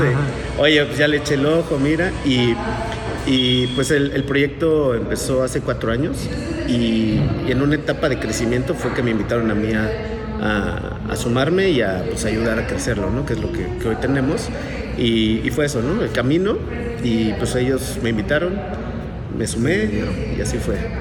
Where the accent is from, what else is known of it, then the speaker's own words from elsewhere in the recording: Mexico City, Mexico; moved away as an adult; now in Querétaro, Mexico; vengo de la Ciudad de México, nací allá, pero ya queretano adoptado como muchos de nosotros. Ya llevo aquí, no sé, creo que 16 años aquí en Querétaro